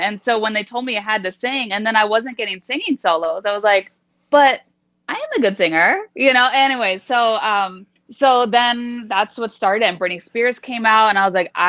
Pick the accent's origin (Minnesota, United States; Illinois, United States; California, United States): California, United States; San Jose; moved away as an adult; also born or lived in Los Angeles, California; now in Las Vegas, United States; So I was born in LA, but I was raised pretty much my whole life in the San Jose Bay Area.